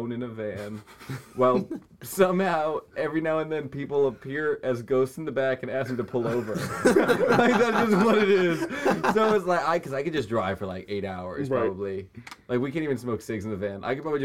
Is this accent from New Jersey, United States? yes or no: no; New Hampshire, United States; I'm from New Hampshire